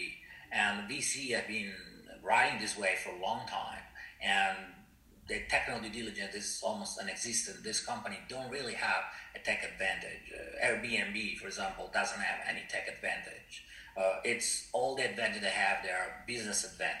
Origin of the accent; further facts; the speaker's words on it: Italy; moved away as an adult; now in Shanghai, China; I'm from Italy